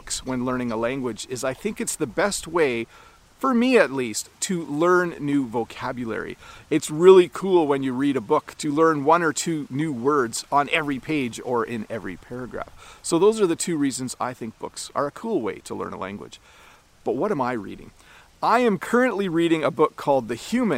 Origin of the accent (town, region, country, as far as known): Canada